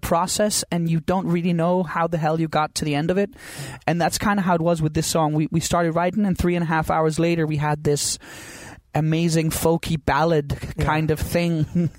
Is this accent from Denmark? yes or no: yes; Copenhagen, Capital Region of Denmark, Denmark; my hometown called Christiania, this tiny little community in the middle of Copenhagen.